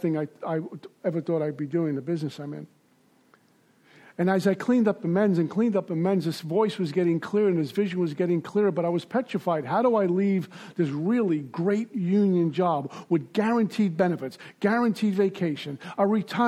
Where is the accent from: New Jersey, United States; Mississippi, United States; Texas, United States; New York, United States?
New York, United States; New York City; also born or lived in Deerfield Beach, Florida; now in Boca Raton, United States; when I was growing up in Brooklyn